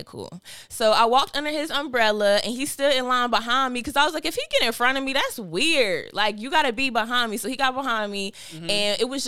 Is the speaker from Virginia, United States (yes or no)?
no; North Carolina, United States; accent: North Carolina accent; I'm from North Carolina. And they be like, that little accent. I don't hear no accent, but you know, every time you somewhere else, everybody hear a little North Carolina accent.